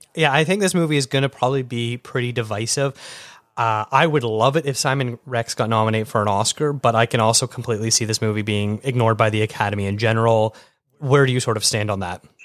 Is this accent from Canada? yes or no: yes; Canada; being Canadian, we didn't get MTV